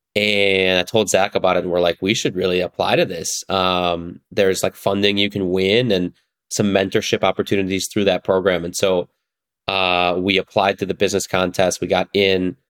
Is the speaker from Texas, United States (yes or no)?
no; northern suburbs of Chicago, Illinois, United States; I grew up in the northern suburbs of Chicago